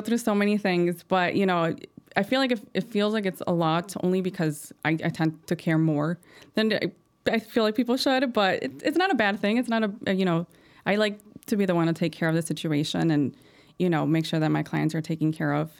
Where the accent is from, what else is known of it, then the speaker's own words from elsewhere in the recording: Chicago, Illinois, United States; I'm from Chicago. I was born here